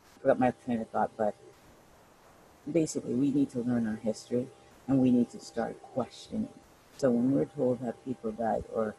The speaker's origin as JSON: {"language": "English", "country": "Canada", "tie": "born or raised there", "said": "I was raised here in Canada"}